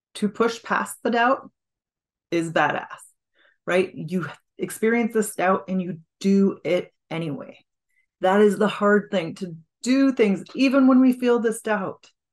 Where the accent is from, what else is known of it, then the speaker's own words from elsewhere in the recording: Washington, United States; I'm from Washington State